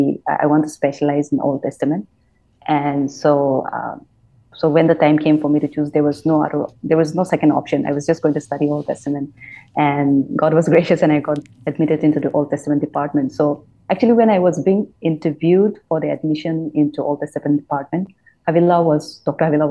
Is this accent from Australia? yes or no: no; Nagaland, India; now in Bangalore, India; I was born in Nagaland, and like Chris has said, it's a small state.